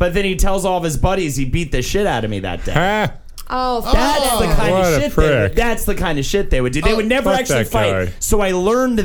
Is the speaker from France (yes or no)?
no; Charlotte, North Carolina, United States; my hometown of Charlotte, North Carolina